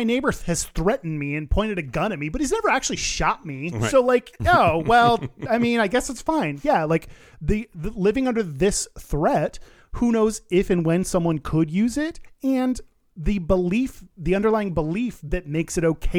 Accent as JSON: {"language": "English", "country": "Qatar", "said": "Should all of us gay Qataris emigrate? I have thought of that, but this is my home country. I love my country and I'm proud of it and I don't have anywhere else to go."}